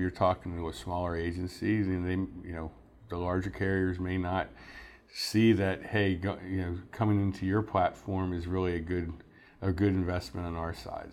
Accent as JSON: {"language": "English", "town": "Mechanicsburg", "region": "Pennsylvania", "country": "United States", "tie": "born or raised there", "said": "I was born and raised in Mechanicsburg"}